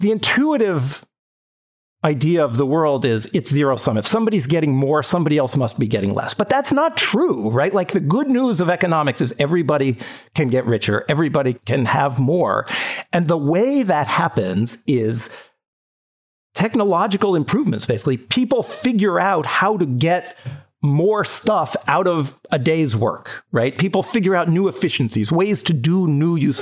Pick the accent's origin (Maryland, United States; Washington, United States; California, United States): California, United States; San Diego; now in New York, United States; I grew up in San Diego